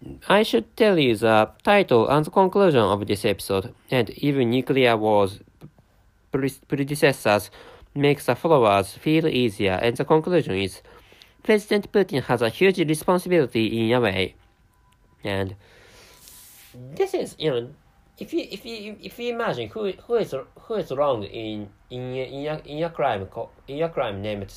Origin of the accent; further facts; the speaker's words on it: Japan; first language Japanese; English is a second language; sometimes I make many mistakes when speaking English. So, and of course, to start with, by the way, my mother tongue is Japanese.